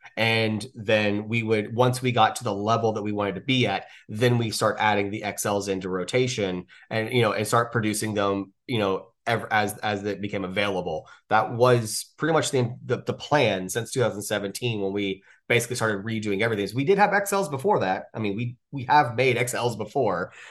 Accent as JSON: {"language": "English", "region": "the South", "country": "United States", "said": "I'm from the South"}